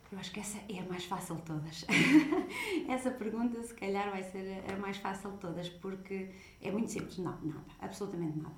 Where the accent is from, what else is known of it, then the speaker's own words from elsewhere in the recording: Portugal; moved away; sou portuguesa